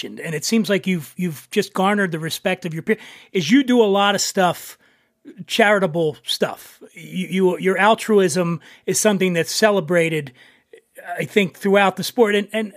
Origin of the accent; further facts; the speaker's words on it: Philadelphia, Pennsylvania, United States; I grew up in Philly. I grew up in a tough neighborhood there.